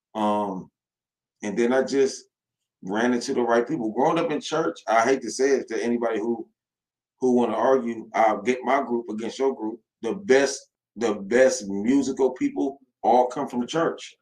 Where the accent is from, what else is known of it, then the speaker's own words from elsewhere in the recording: Toledo, Ohio, United States; I am from Toledo, Ohio